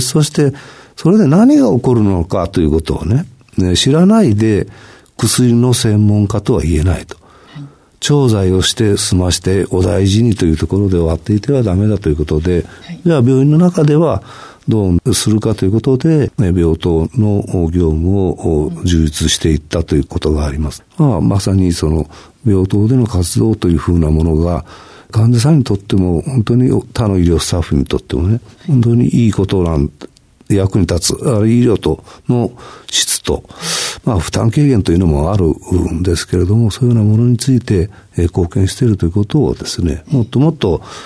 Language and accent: Japanese; Hiroshima, Japan; 私は広島出身